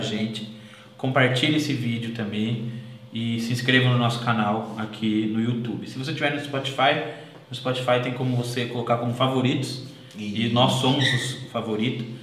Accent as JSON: {"language": "Portuguese", "town": "Atibaia", "region": "São Paulo", "country": "Brazil", "tie": "born or raised there", "said": "a gente nasceu em Atibaia"}